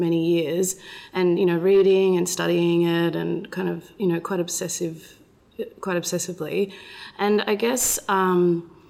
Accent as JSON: {"language": "English", "area": "Northern Rivers", "region": "New South Wales", "country": "Australia", "tie": "born or raised there", "also_born_or_lived": "Melbourne / Sydney", "said": "I was actually born in Melbourne, and I'm Scottish-Australian, and I was raised in the Northern Rivers."}